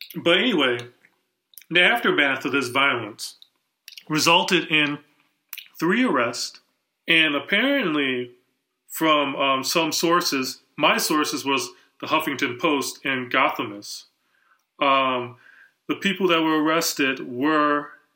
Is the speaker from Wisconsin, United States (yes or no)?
yes; Wisconsin, United States; I grew up in Wisconsin